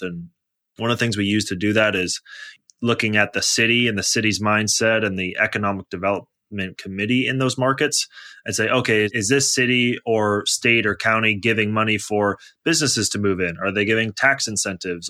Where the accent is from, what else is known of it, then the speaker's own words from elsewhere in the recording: Bay Area, California, United States; also born or lived in Toronto / Los Angeles; I was born in Toronto, grew up in the Bay Area, then went to college in Los Angeles